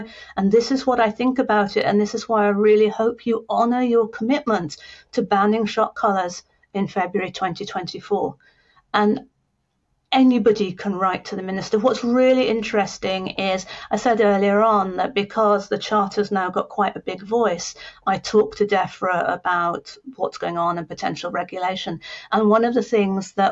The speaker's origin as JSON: {"language": "English", "region": "Scotland", "country": "United Kingdom", "said": "I'm Scottish"}